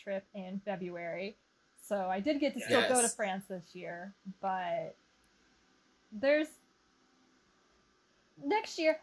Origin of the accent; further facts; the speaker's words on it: Texas, United States; I grew up in Texas